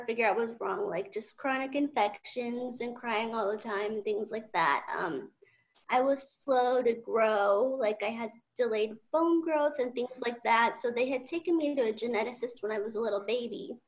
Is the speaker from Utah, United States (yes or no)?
yes; Utah, United States; moved away as an adult; also born or lived in Southern California; now in California, United States; I'm originally from Utah